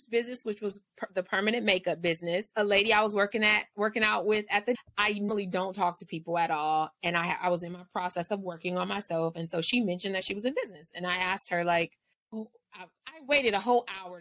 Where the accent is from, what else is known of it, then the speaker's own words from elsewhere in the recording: Los Angeles, California, United States; I'm from the inner city of LA, so I'm from South Central